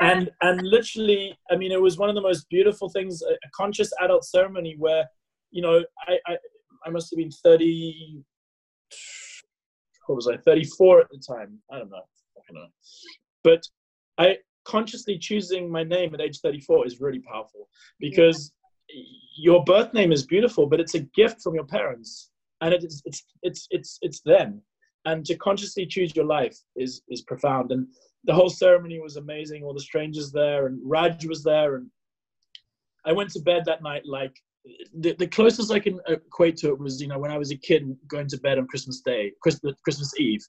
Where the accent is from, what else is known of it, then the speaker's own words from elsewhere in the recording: South Africa; that as a South African sporting guy, like, that's just not the type of stuff you should be talking about.